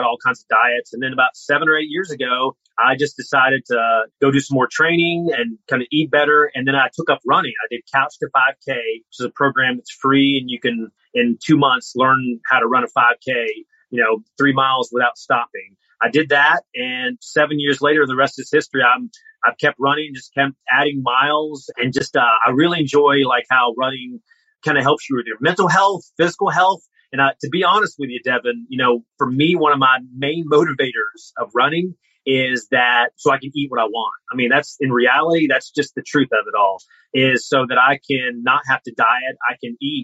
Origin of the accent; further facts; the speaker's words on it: North Carolina mountains, United States; now in Columbus, United States; I grew up in the North Carolina mountains